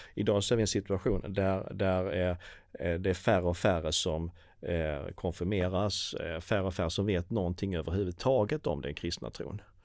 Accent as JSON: {"language": "Swedish", "country": "Sweden", "said": "vi som svenskar"}